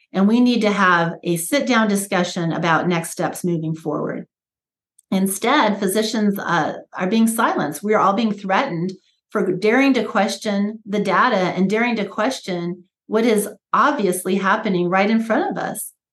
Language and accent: English; United States; I was born here in America uh, after they moved here, immigrated here and i was born and raised in a just a real traditional american way